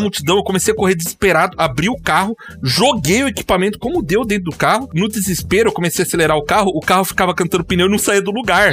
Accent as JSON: {"language": "Portuguese", "town": "Curitiba", "region": "Paraná", "country": "Brazil", "also_born_or_lived": "Londrina", "said": "eu sou aqui de Curitiba"}